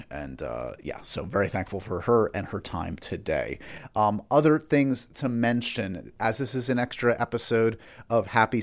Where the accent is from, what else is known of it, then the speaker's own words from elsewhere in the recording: New York, United States; I'm a New Yorker and I grew up with the Yankees